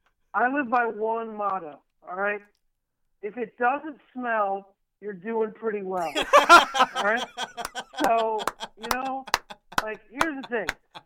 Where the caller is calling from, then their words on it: Lafayette, Indiana, United States; I'm calling from the beautiful heartland of Lafayette, Indiana. It's a train city. We pride ourselves on our railroads.